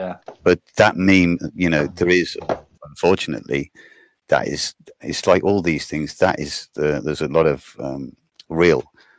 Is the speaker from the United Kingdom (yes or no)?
yes; Stratford-upon-Avon, West Midlands, United Kingdom; also born or lived in Düsseldorf, Germany / Neuss, Germany; now in Germany; I was being born in Stratford and then I come to Dusseldorf, and for a while I lived in Noyce